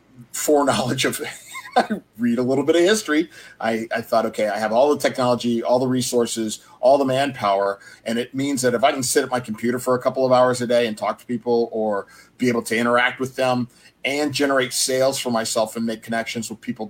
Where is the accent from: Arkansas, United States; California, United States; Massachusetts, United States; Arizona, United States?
California, United States; Southern; my growing up in Southern California